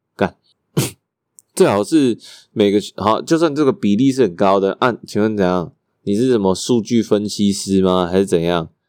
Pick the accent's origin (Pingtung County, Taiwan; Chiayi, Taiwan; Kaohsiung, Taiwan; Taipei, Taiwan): Taipei, Taiwan; 我是台北出生啊